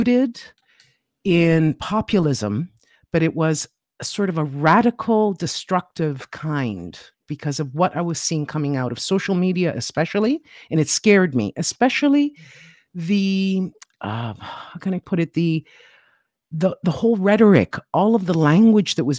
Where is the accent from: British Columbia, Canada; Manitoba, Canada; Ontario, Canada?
Ontario, Canada; Toronto; now in Siena, Italy; I'm from Toronto, Canada, originally. I was born there.